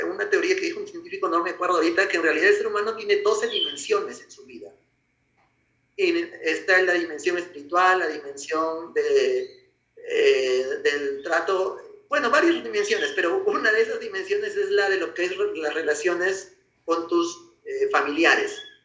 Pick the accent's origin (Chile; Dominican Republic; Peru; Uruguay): Peru; soy peruano